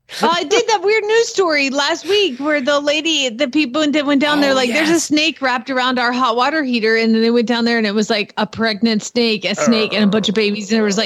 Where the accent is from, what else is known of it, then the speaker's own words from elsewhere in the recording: Georgia, United States; now in Oklahoma, United States; I'm from Georgia.